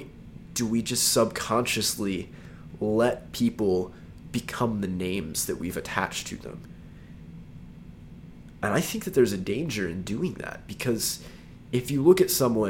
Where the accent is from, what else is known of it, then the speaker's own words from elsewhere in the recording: Texas, United States; I'm from Texas